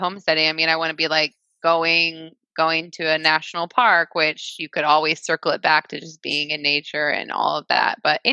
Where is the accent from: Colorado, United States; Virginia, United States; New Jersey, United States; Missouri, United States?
Missouri, United States; Liberty; About 10 miles away from where we live now, in Liberty, Missouri